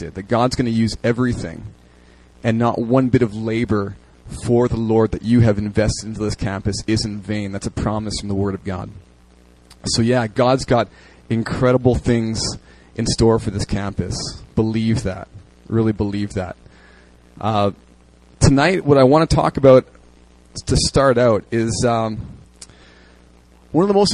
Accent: Winnipeg, Manitoba, Canada; moved away as an adult; now in South Korea; I'm from Canada. I'm from a city called Winnipeg.

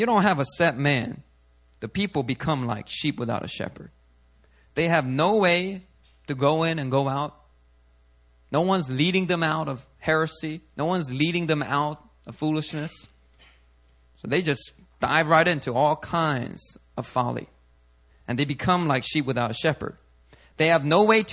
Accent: Philadelphia, Pennsylvania, United States; I grew up in Philly

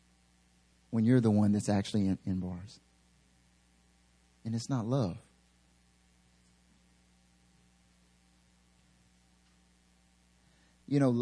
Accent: near North Carolina, United States; moved away as an adult; now in Seoul, South Korea; my father was back in North Carolina, actually like really close to my hometown

